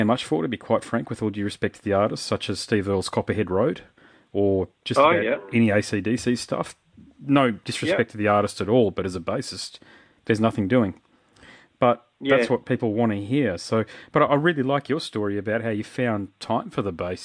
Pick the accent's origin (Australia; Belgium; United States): Australia; Queensland; I'm a Queenslander, I've played in rural locations in Queensland